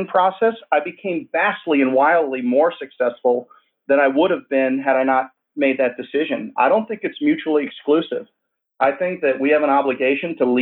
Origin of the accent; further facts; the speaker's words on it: Schaumburg, Illinois, United States; moved away as an adult; also born or lived in Appalachian State (North Carolina); I grew up in Chicago, in a suburb of Chicago, Schaumburg, Illinois